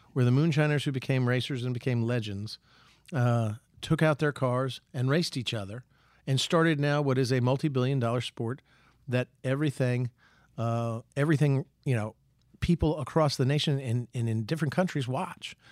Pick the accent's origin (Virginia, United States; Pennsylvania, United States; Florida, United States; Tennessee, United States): Virginia, United States; Southside; I come from Southside